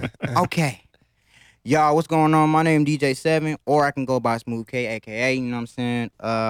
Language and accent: English; Las Vegas, Nevada, United States; I was born and raised in Vegas, West Side